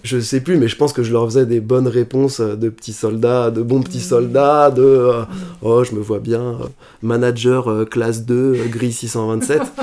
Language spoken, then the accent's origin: French; Asnières-sur-Seine, Île-de-France, France; moved away as an adult; also born or lived in Paris / China / Clichy; now in Lisbon, Portugal; J'ai grandi à Anières sur seine dans la banlieue parisienne